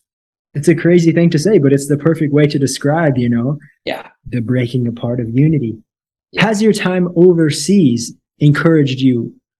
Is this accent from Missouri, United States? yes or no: yes; Missouri, United States; moved away as an adult; also born or lived in Thailand / Cambodia; now in Brazil; For myself, I grew up in a city of 800 people in the U.S., in Missouri, a small town.